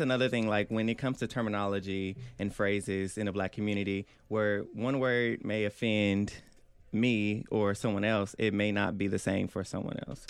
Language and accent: English; Oklahoma City, Oklahoma, United States; I'm from Northwest Oklahoma City, Oklahoma.